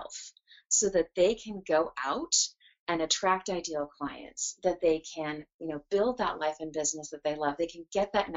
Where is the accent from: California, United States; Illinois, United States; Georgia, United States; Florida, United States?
California, United States; San Jose; moved away as an adult; also born or lived in Edina, Minnesota; now in Seattle, United States; California, which is where I grew up. So we lived in Silicon Valley in the San Jose area for almost my entire school, grade school, high school, college, first career.